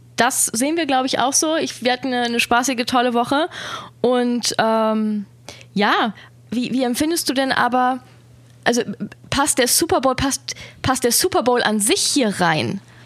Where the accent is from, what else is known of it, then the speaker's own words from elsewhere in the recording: Germany; wir sind aus Deutschland